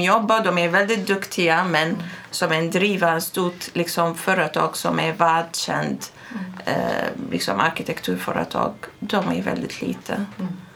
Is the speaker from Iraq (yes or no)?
yes; Baghdad, Baghdad Governorate, Iraq; Swedish is a second language; now in Sweden; Jag har vuxit upp i Bagdad